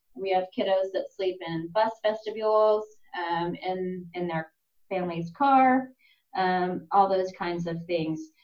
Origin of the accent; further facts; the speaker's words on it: Lawrence, Kansas, United States; moved away as an adult; also born or lived in South Africa / Chicago; now in Oklahoma, United States; I was born in South Africa and um, my siblings went to an American school there. By the time I was four, we moved back to the States and um, I spent most of my life in Lawrence, Kansas